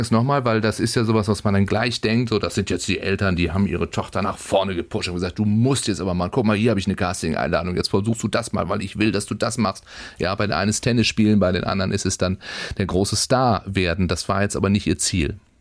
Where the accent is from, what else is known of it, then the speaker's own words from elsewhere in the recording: Schleswig-Holstein, Germany; bei uns in Schleswig-Holstein